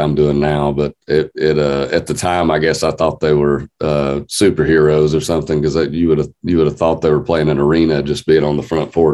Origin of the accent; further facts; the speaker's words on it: North Georgia, United States; also born or lived in Nashville, Tennessee; Georgia, North Georgia.